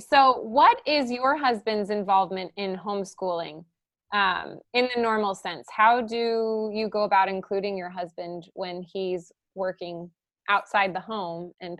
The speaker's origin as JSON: {"language": "English", "town": "St. Louis", "region": "Missouri", "country": "United States", "tie": "born or raised there", "said": "the area I grew up in, I'm from St. Louis, Missouri, where there's Catholic high schools, grade schools everywhere."}